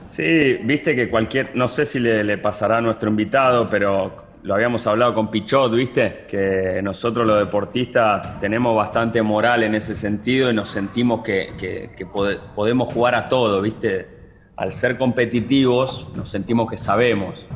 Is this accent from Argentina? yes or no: yes; Argentina; para un argentino